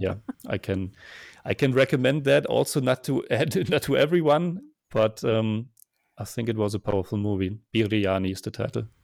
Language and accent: English; Germany; now in Vienna, Austria; I'm originally from Germany, and now I'm living in Vienna, Austria